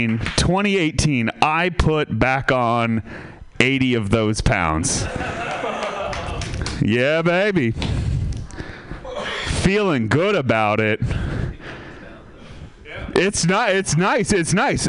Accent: Sebastopol, California, United States; I'm from Sebastopol

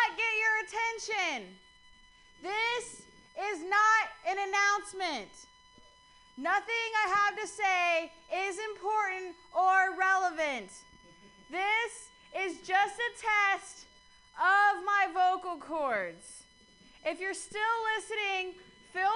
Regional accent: Columbus, Ohio, United States; now in San Francisco, United States; I'm from Columbus. I was raised by, like, lesbian parents in the Midwest.

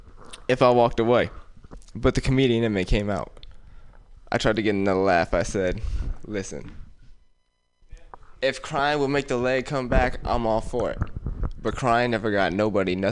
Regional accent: Oakland, California, United States; I'm from Oakland

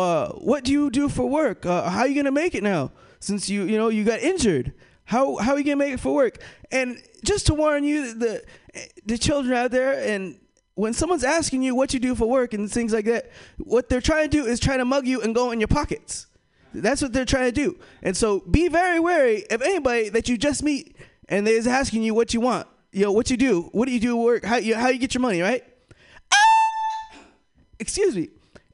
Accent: United States; for me, I am from the United States. I represent the United States

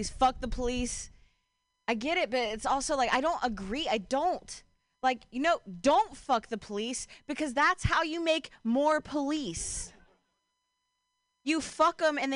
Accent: Ohio, United States; now in Bay Area, United States; I'm from Ohio

